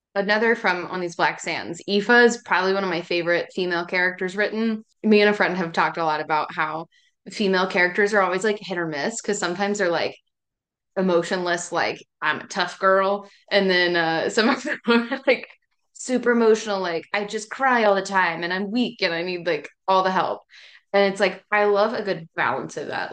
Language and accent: English; East Tennessee, United States; I'm from East Tennessee, which is like Appalachia area, right at the base of the Smoky Mountains